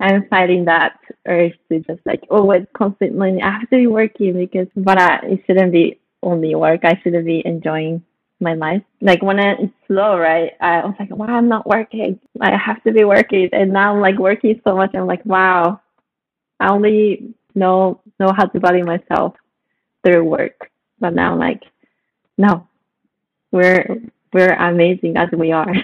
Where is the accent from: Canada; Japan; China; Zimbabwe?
Japan; Saitama; now in Los Angeles, United States; I was born and raised in Saitama, Japan